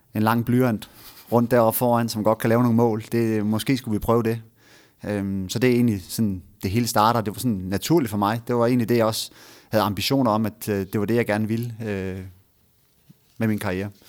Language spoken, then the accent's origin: Danish; Frederikshavn, North Denmark Region, Denmark; moved away as an adult; also born or lived in Aalborg / Copenhagen; jeg er jo nordjyd. Jeg er født i, øh, jeg er født i Frederikshavn og har boet øh, 20 år